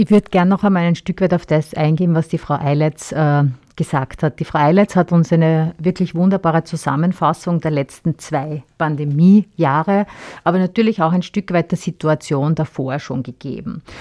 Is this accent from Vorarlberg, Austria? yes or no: no; Styria, Austria; bei uns in der Steiermark